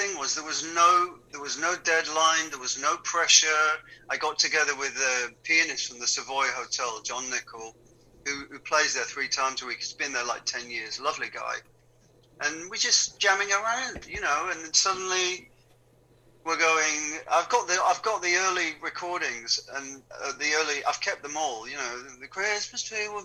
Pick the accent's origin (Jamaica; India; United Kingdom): United Kingdom; Wigan, North West England; moved away; also born or lived in London; Growing up in Wigan, we never went to the theatre